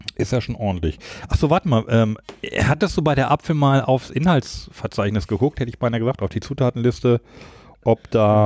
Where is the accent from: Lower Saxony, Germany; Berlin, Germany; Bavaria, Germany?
Lower Saxony, Germany; now in Düsseldorf, Germany; Ich komme ja aus Niedersachsen